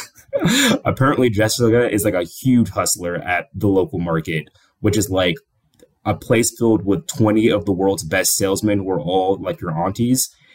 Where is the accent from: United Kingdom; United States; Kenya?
Kenya; I'm Kenyan